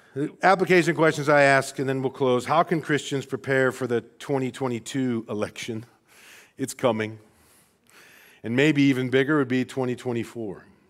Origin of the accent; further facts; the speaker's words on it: Rockford, Illinois, United States; born and raised in Rockford, Illinois